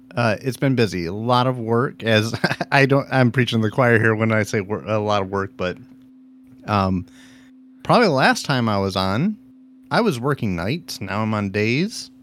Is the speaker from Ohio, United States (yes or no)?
yes; Ohio, United States; I'm from Ohio